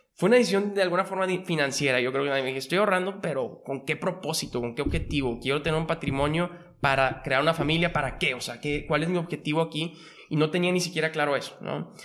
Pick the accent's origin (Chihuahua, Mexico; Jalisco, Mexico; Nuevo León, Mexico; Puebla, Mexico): Nuevo León, Mexico; Monterrey; also born or lived in Mexico City; Yo soy de Monterrey y viví prácticamente toda mi vida aquí